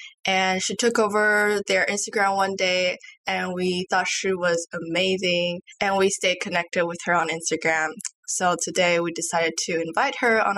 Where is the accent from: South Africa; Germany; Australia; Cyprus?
Germany; moved away; I was born in Germany.